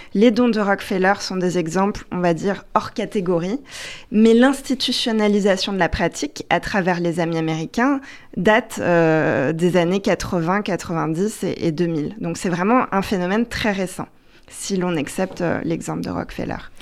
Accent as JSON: {"language": "French", "country": "France", "said": "en tant que Française"}